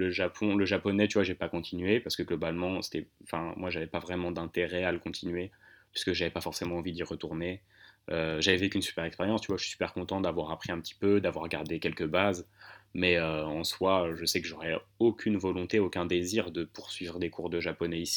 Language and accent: French; Hauts-de-Seine, likely Asnières-sur-Seine, Île-de-France, France; Dans 92, euh, bah, là où j'ai grandi, quoi.